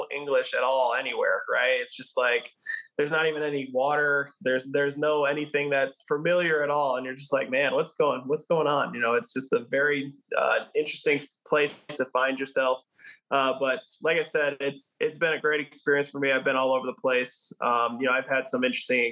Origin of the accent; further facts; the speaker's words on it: Cincinnati, Ohio, United States; I was from Cincinnati too.